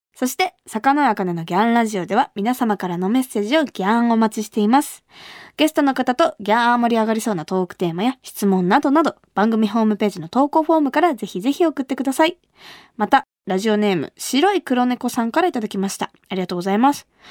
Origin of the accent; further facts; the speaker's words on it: Kumamoto, Japan; 私が生まれ育った熊本